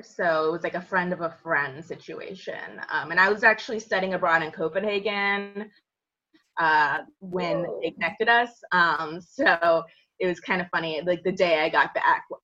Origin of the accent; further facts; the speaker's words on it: Annapolis, Maryland, United States; I grew up in Annapolis